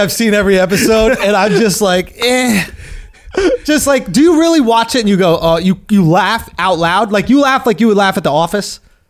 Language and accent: English; New York City, New York, United States; I grew up in Manhattan.